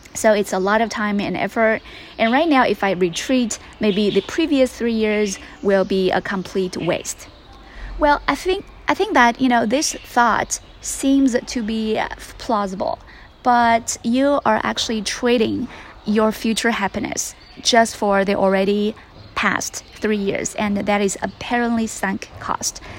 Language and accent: English; Sichuan, China; now in Beijing, China; I am back in my hometown in Sichuan